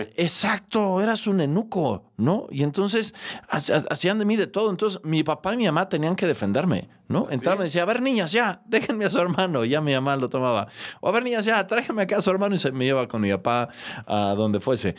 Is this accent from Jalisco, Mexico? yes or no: no; Mexico City, Mexico; also born or lived in León, Guanajuato; Y llegamos a la Ciudad de México. Recuerdo entrañablemente mi regreso a la Ciudad de México